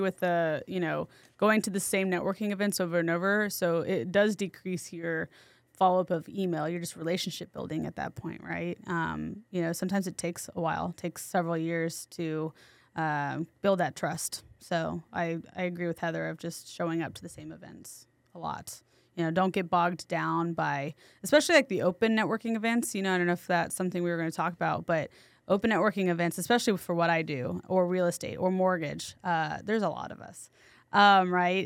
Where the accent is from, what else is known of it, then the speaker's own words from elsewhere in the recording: San Antonio, Texas, United States; also born or lived in New York City; I'm from San Antonio, so I, I came back temporarily